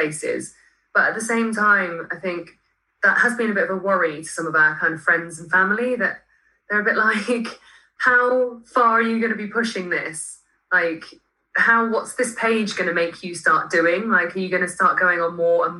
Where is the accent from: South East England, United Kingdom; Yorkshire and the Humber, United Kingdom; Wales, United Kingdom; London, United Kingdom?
South East England, United Kingdom; Marlow; I grew up near rivers on the Thames in Marlow